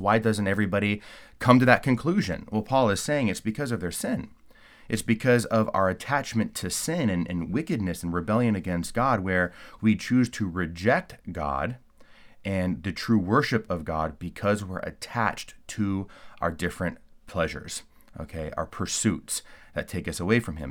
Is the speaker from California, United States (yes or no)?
yes; California, United States; moved away; I'm originally from California